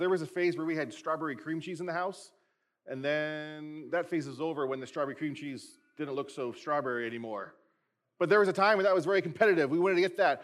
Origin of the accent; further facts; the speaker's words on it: United States; we as American Christians